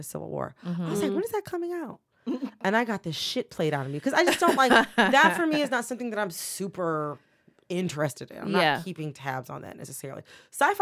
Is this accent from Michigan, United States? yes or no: yes; Farmington Hills, Michigan, United States; moved away as an adult; also born or lived in Louisville, Kentucky / Washington, D.C.; I'm from Michigan. I'm from Farmington Hills, Michigan. Well, I was born in Louisville, Kentucky